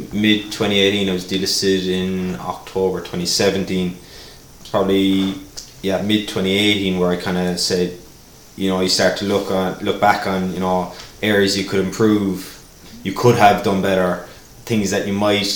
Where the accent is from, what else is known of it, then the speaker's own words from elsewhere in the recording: Ireland; moved away; I was known as the Irishman